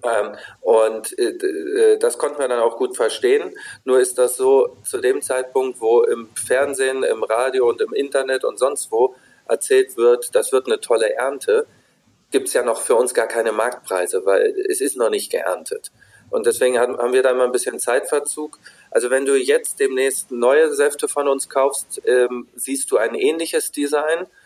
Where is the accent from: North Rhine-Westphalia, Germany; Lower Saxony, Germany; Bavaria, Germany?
Lower Saxony, Germany; Wolfsburg; ich bin in Wolfsburg groß geworden